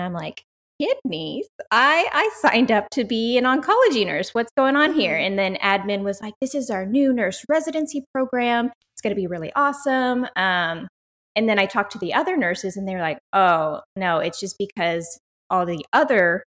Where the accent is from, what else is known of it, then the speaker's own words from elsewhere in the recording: South Texas, United States; I am born and raised in South Texas.